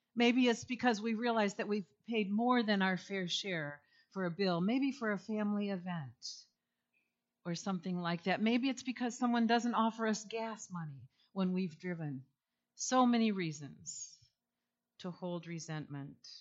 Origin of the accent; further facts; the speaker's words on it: east side of Michigan, United States; now in Holland, United States; I grew up, however, on the east side of the state, so Holland was a second home to me